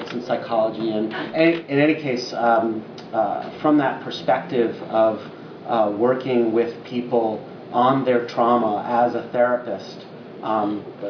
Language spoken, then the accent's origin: English; Long Island, New York, United States; also born or lived in Brooklyn, New York; I was born in Brooklyn, and we moved to Long Island during that time when people did that, in the end of the 60s, early 70s